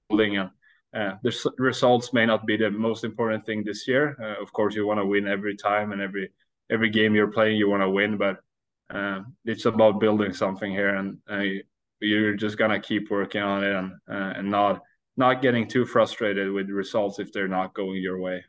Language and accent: English; Sweden; English is a second language; moved away as an adult; now in Iowa, United States